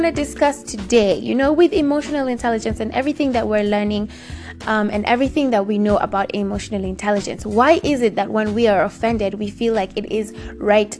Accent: Kenya; my home country right this second. Right now, Kenya

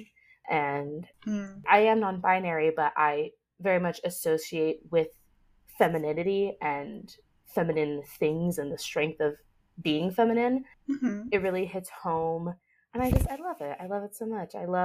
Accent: United States; being a 90s, early 2000s kid in the West, growing up in America

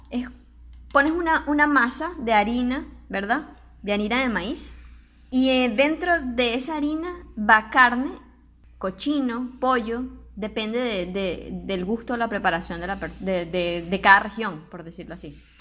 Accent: Barquisimeto, Lara, Venezuela; Como en Barquisimeto, en nuestra ciudad

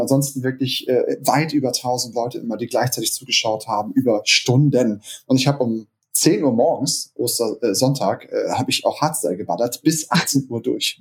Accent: Hamburg, Germany; Ich bin äh, gebürtiger Hamburger, auch schon immer in Hamburg äh, gelebt und war nur zweimal kurz weg sozusagen.

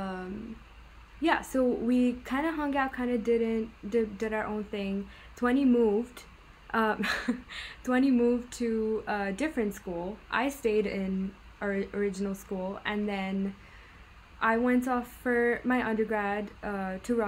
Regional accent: Muscat, Oman; moved away; also born or lived in Dubai, United Arab Emirates; We grew up in the same city in Oman, in Muscat

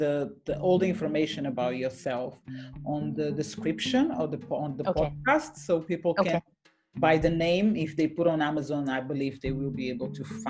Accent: Portugal; moved away as an adult; I'm from Portugal.

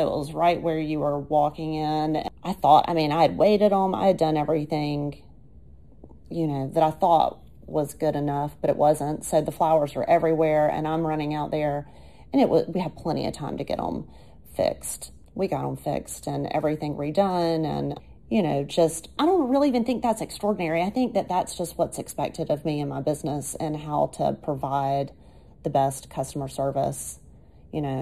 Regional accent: Anniston, Alabama, United States; grew up in Anniston

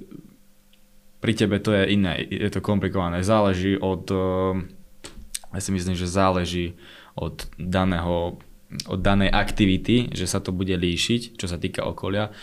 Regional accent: Panické Dravce, Banská Bystrica Region, Slovakia; moved away; Ja som teraz organizoval vlastne štefanskú zábavu u nás v Panických dravciach

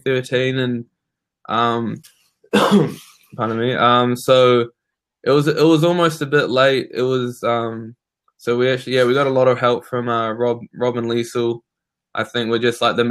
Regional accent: Waikanae, Wellington, New Zealand; moved away as an adult; also born or lived in Georgia, United States; I'm from Waikanae, which is about, New Zealand, an hour north of Wellington. Just grew up playing tennis

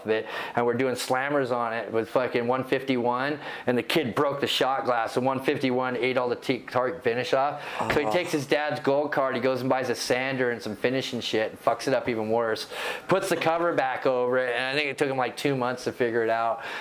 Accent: Bellevue, Washington, United States; also born or lived in England; I grew up in Bellevue

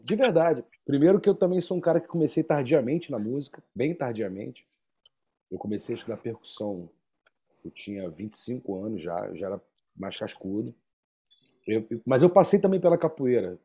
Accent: Rio de Janeiro, Brazil; eu sou do Rio

